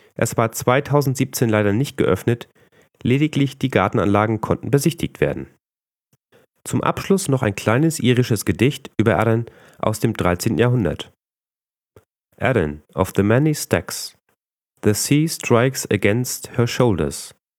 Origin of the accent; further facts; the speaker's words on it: Northern Germany, Germany; als Norddeutscher neigt man doch sehr zum Nuscheln